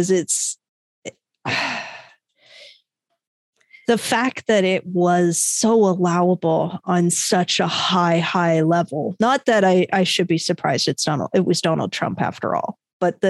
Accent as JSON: {"language": "English", "country": "Canada", "said": "I'm Canadian"}